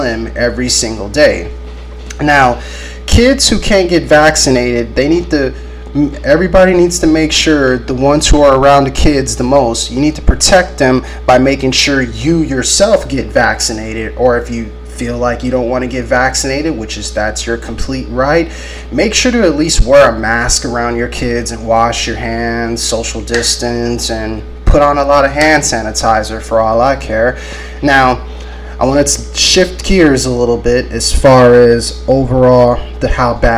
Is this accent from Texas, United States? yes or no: yes; Corpus Christi, Texas, United States; here in my hometown of Corpus Christi, Texas